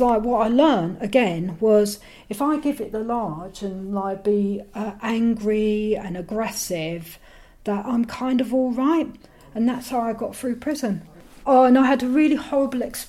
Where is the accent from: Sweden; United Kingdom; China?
United Kingdom; London; I'm from London